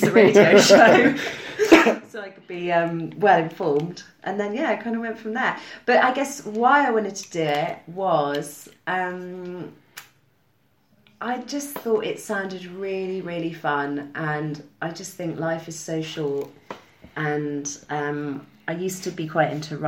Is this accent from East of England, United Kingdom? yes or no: yes; Cambridge, East of England, United Kingdom; moved away as an adult; now in London, United Kingdom; I'm from Cambridge. Mm. Yeah, just south of Cambridge. Nice little village.